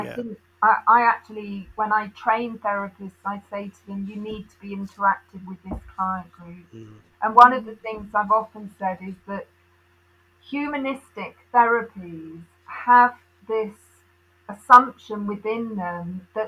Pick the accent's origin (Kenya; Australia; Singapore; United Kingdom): United Kingdom; South East England; moved away as an adult; also born or lived in Uganda / Derby; I was born in Uganda, and my family were all in the south of England, south of London.